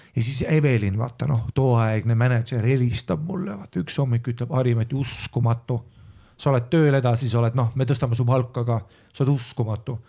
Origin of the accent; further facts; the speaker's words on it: Estonia; ma olen eestlane